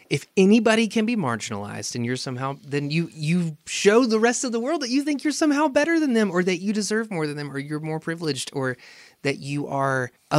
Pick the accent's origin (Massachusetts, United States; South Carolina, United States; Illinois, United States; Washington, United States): South Carolina, United States; moved away; my home state.